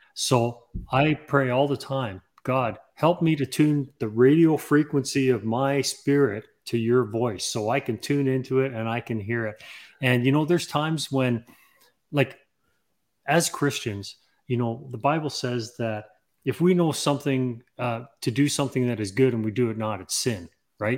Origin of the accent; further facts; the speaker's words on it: Canada; also born or lived in England; I'm actually from England. I was born in England and, and, uh, we immigrated to Canada when I was six years old